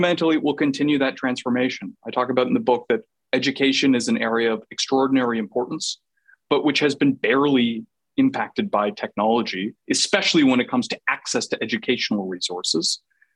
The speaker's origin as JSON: {"language": "English", "country": "Canada", "said": "I'm Canadian"}